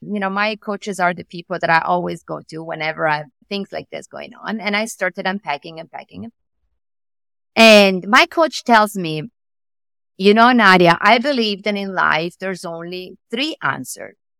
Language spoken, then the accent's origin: English; Italy; accent: Italian; English is a second language; moved away as an adult; now in New York, United States; I moved from Italy, as you can say from my accent.